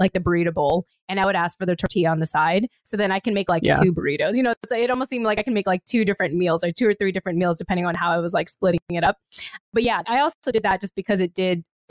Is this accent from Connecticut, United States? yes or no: no; California, United States; moved away; I'm from California.